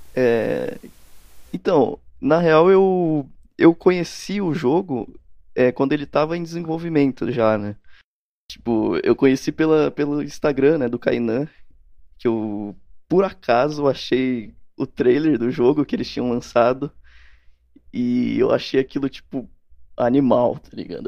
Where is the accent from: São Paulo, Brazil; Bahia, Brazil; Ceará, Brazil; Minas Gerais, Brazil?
São Paulo, Brazil; Campinas; Eu, eu sou de Campinas, na verdade. De interior de São Paulo, né?